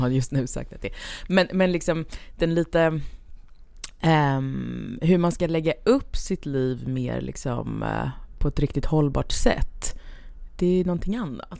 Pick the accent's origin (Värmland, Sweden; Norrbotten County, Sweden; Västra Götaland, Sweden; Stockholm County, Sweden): Stockholm County, Sweden; Stockholm; also born or lived in Lidingö / countryside; jag är född på eh, Östermalm och hela min släkt är östermalmare